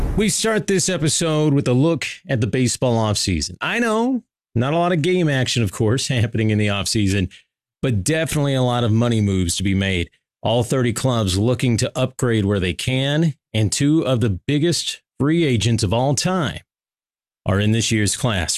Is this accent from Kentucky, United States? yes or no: yes; Kentucky, United States; moved away; I'm originally from Kentucky